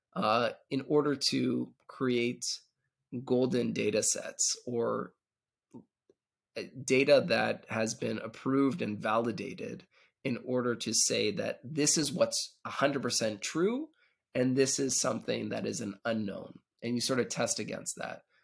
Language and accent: English; Canada; moved away as an adult; now in Israel; I'm originally actually from Canada, and, uh, moved out to Israel about a dec-, decade ago